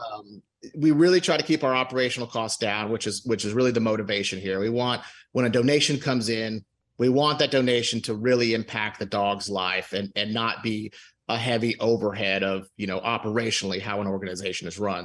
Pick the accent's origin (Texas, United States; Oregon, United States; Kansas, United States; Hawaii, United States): Texas, United States; Houston; moved away as an adult; now in Dallas, United States; I'm originally from Houston, okay, and uh, I moved to uh, to Dallas for work